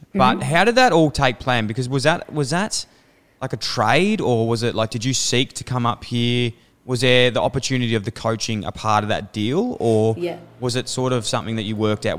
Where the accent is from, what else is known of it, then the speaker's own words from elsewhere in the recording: Melbourne, Victoria, Australia; Like, I grew up in Fitzroy and would do a lot of my training down at Darabin.